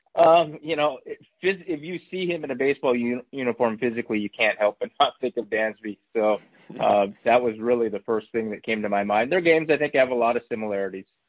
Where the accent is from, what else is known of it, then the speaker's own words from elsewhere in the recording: Bay Area, California, United States; I grew up in the Bay Area